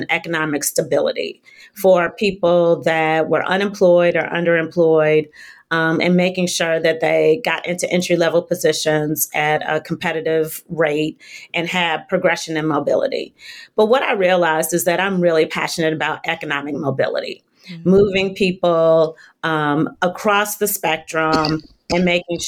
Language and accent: English; Southfield, Michigan, United States; moved away as an adult; also born or lived in New York; Southfield, Michigan, which is a suburb outside of Detroit. Grew up there with my parents and my younger sister